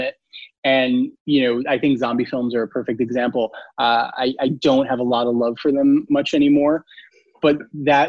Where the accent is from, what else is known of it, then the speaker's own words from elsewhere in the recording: New York, United States; I grew up in New York